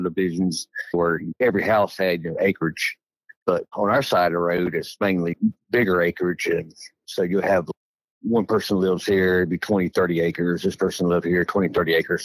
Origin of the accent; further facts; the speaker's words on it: Edgefield County, South Carolina, United States; I grew up in Edgefield County, South Carolina, and I lived there my whole life